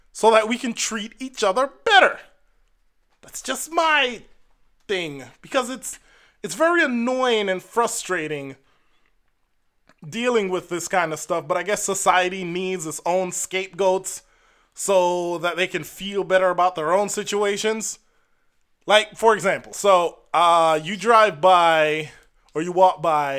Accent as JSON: {"language": "English", "country": "Jamaica", "said": "I'm Jamaican"}